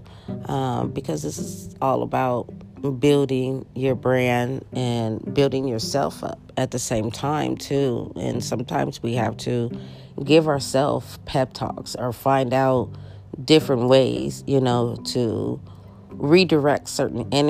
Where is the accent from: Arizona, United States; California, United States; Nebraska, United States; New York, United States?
California, United States; Los Angeles; moved away as an adult; now in Las Vegas, United States; Los Angeles because that's my hometown.